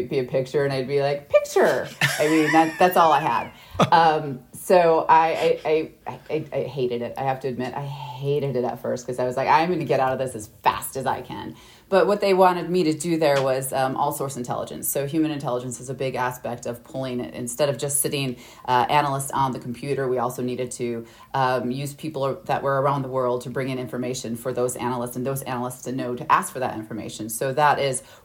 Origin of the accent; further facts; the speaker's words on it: Midwest, United States; I'm from the Midwest, so I'm used to the cold winters